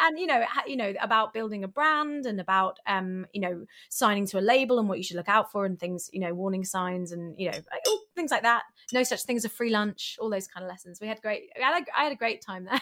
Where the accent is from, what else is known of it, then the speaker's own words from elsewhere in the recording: London, United Kingdom; I'm from London and I'm a musician